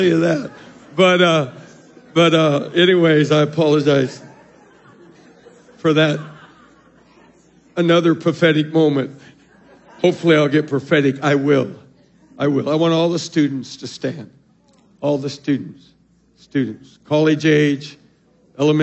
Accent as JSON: {"language": "English", "region": "Arizona", "country": "United States", "said": "I'm from Arizona"}